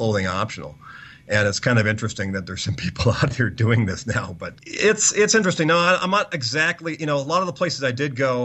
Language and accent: English; United States; being an American